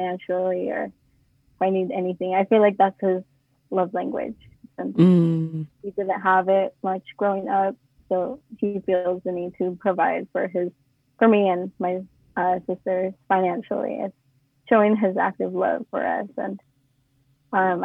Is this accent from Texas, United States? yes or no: no; Auburn, California, United States; I was born and raised in Auburn